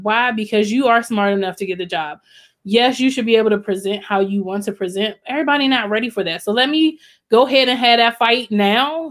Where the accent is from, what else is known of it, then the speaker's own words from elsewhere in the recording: College Park, Maryland, United States; moved away as an adult; I grew up in College Park, Maryland